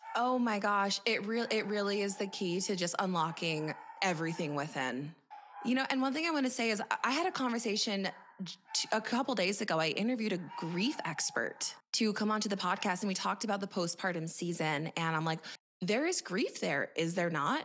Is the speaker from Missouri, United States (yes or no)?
no; Montana, United States; moved away; also born or lived in Boise, Idaho / California; I grew up in Montana, and I say that because I grew up in a very small town